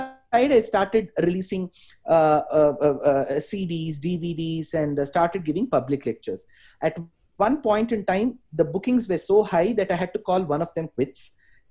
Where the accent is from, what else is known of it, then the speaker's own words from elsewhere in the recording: Bangalore, Karnataka, India; I was born in Bangalore, largely raised in Bangalore